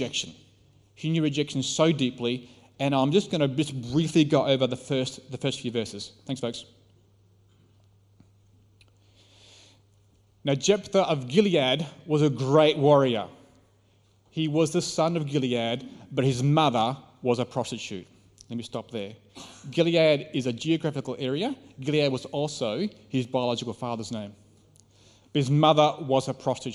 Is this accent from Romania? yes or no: no; Australia